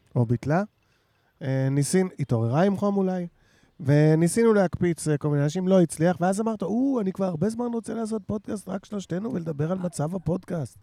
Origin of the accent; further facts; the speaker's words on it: Jerusalem, Jerusalem District, Israel; אני בתור ירושלמי